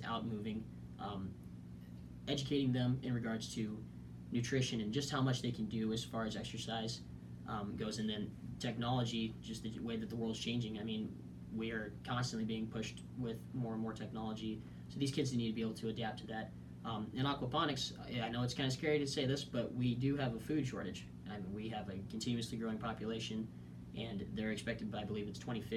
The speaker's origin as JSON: {"language": "English", "town": "Plainview", "region": "Nebraska", "country": "United States", "said": "So I'm from Plainview, Nebraska. It's a small town of about 1,200 people in northeast Nebraska"}